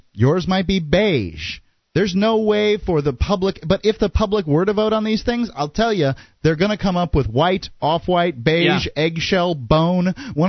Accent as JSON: {"language": "English", "town": "Sarasota", "region": "Florida", "country": "United States", "said": "we're from Sarasota, Florida, in Longboat Key"}